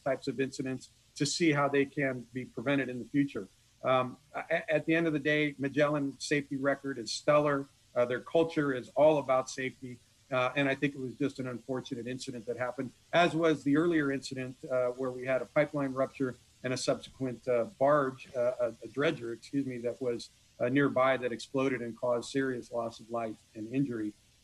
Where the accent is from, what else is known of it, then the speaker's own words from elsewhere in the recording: California, United States; moved away as an adult; also born or lived in Long Beach, California; now in Corpus Christi, United States; I'm a Californian by birth, but I'm a Texan by choice